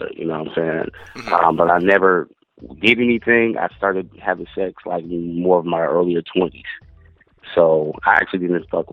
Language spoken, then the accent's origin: English; Long Beach, California, United States; moved away as an adult; also born or lived in New York; I'm originally from Long Beach, California. Born and raised